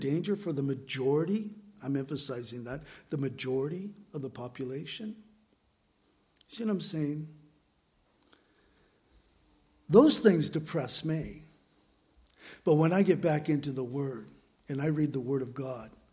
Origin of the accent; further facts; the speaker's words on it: San Diego, California, United States; moved away; San Diego, my hometown where I grew up